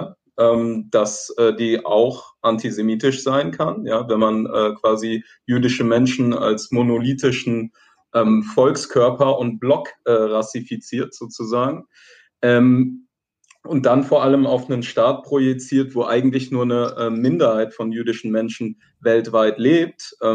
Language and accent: German; Palestine; now in Germany; Was machen wir vielleicht als ähm, Palästinenser in, in ähm, Deutschland, ja, dagegen